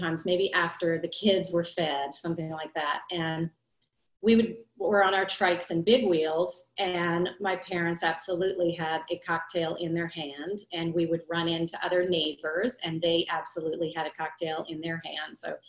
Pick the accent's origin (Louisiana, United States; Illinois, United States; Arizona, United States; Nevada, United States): Louisiana, United States; New Orleans; I was born and raised in New Orleans, Louisiana